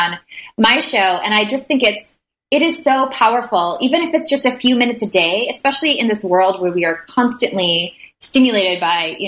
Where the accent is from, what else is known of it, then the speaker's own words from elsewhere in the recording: Minnesota, United States; I grew up in Minnesota